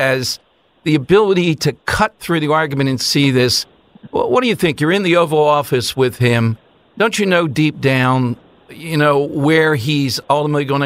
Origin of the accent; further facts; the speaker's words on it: Philadelphia, Pennsylvania, United States; growing up in South Philly